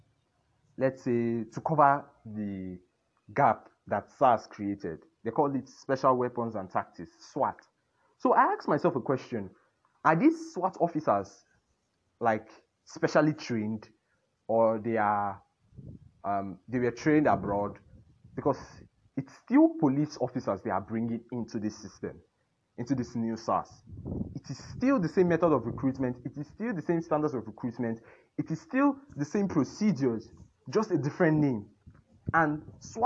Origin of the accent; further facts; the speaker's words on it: Nigeria; We are all Nigerians first